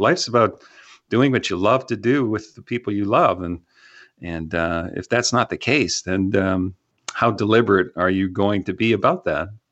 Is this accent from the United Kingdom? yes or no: no; Canada; now in Texas, United States